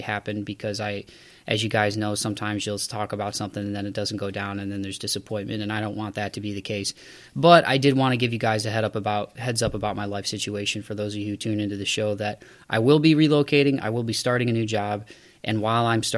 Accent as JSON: {"language": "English", "town": "Toledo", "region": "Ohio", "country": "United States", "tie": "born or raised there", "said": "I've always been in my hometown or near my hometown of where I grew up in Toledo, Ohio."}